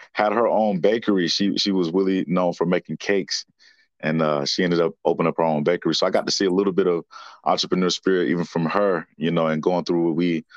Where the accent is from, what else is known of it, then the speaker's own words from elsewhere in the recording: Winston-Salem, North Carolina, United States; born and raised right here in Winston-Salem, North Carolina